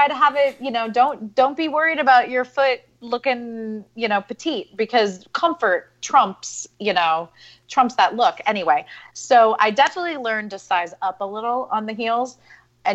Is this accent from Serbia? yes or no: no; Central Ohio, United States; I grew up in Central Ohio